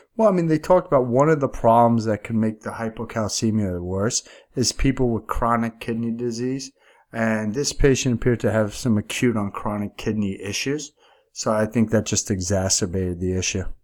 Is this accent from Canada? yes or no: no; New York, United States; accent: New York; my accent's clearly from New York